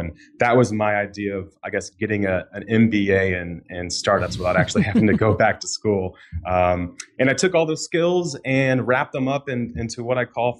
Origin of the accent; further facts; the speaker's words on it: Florida, United States; now in Chicago, United States; Live in Chicago right now, but I am originally from Florida. I've lived in about 9 or 10 cities now.